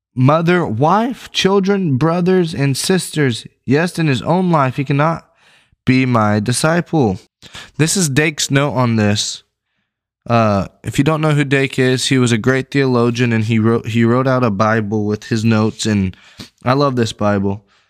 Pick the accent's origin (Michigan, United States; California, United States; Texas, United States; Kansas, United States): Texas, United States; West; now in East Texas, United States; I'm from West Texas